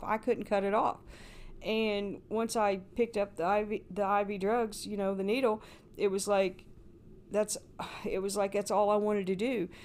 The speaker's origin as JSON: {"language": "English", "town": "Paoli", "region": "Indiana", "country": "United States", "tie": "born or raised there", "moved": "as an adult", "said": "Paoli, Indiana. Uh, I lived there all my life, born there, and went to school there"}